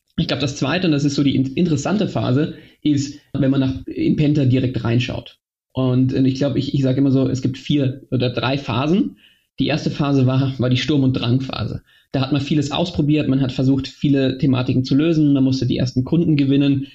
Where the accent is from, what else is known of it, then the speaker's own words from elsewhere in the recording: Germany; also born or lived in Austria / London / Mannheim / Moscow; gebürtig, auch wenn man's jetzt nicht mehr hört, bin ich Österreicher, aber in Deutschland aufgewachsen